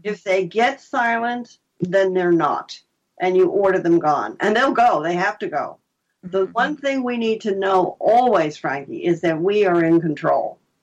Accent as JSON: {"language": "English", "region": "New Jersey", "country": "United States", "also_born_or_lived": "Vermont", "moved": "as an adult", "said": "I was from New Jersey"}